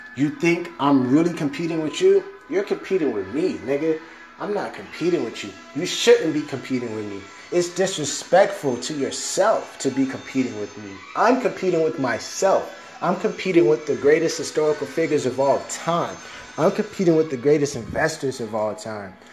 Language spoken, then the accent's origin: English; Miami, Florida, United States; I'm from Miami, so the first friends I had, they were of all different races